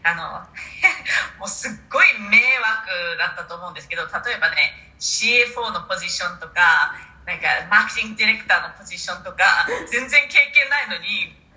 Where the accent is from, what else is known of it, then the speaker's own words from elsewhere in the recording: New Zealand; moved away as an adult; now in Japan; 生まれ育ちがニュージーランドで大学もニュージーランドでしたなので大学卒業してから日本に来てます、